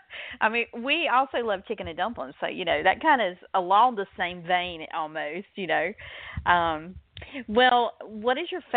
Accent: the South, United States; I'm from the South, so I'm right in the heart of comfort food country.

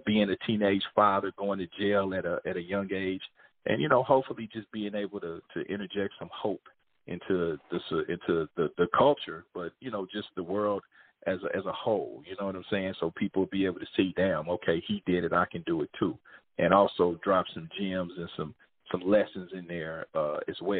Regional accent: Kansas City, Missouri, United States; I grew up in Kansas City, Missouri

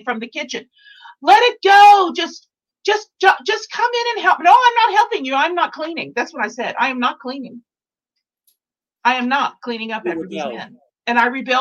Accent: Texas, United States; I'm from Texas and I was in Dallas

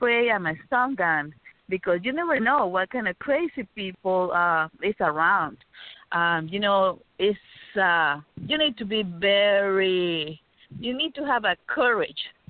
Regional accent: Nicaragua; now in United States; my family and myself left Nicaragua

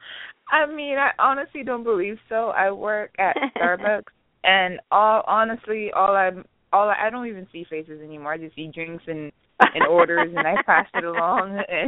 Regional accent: Haiti; I'm Haitian. I'm from the Caribbean. I live in of Haiti.

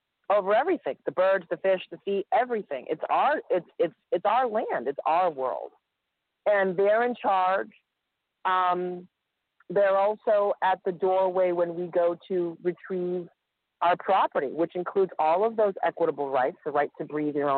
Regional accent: Massachusetts, United States; I'm from Massachusetts, and I'm in Texas

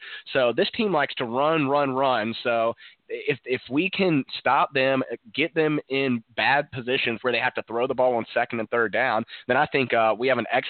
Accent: Winston-Salem, North Carolina, United States; I'm from Winston-Salem.

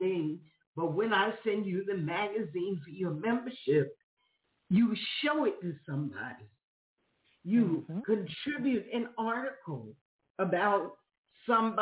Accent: New York City, New York, United States; moved away as an adult; now in Florida, United States; I'm from New York. I'm from Queens.

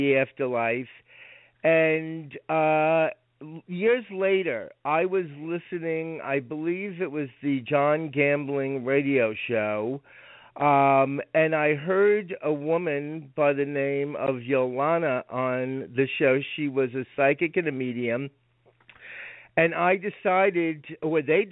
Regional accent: Rockland County, New York, United States; I was raised in Rockland County, New York

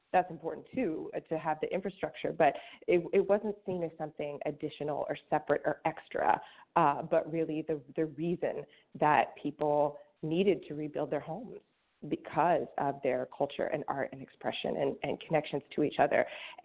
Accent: outside of St. Louis, Missouri, United States; moved away; I grew up outside of St. Louis

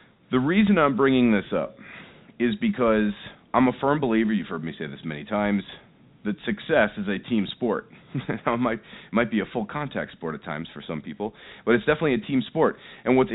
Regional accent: Seattle, Washington, United States; I'm here in Las Vegas. I'm obviously from Seattle, Washington.

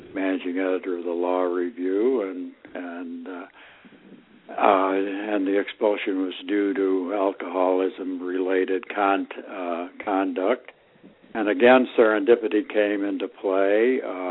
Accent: Ithaca, New York, United States; now in Washington, DC, United States; I grew up in Ithaca, New York

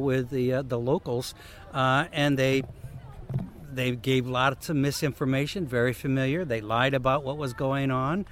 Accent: United States; I, being an American from the empire

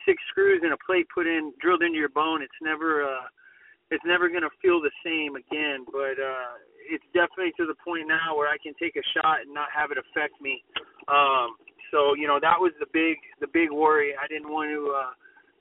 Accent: Corpus Christi, Texas, United States; my hometown of Corpus

